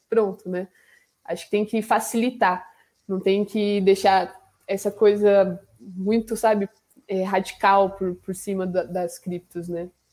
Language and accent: Portuguese; Camanducaia, Minas Gerais, Brazil; sou de Minas, né? De Camanducaia